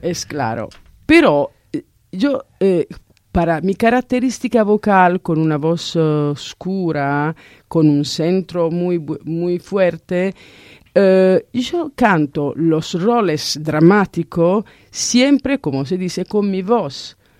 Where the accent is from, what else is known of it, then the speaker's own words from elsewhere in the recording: Italy; Spanish is a second language; yo soy italiana